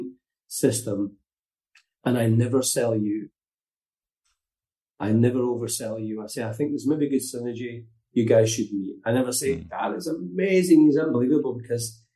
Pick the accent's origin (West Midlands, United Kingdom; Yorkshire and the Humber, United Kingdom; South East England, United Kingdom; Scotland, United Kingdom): Scotland, United Kingdom; Glasgow; moved away as an adult; also born or lived in North West England; now in Portugal; I'm from Glasgow, working class kid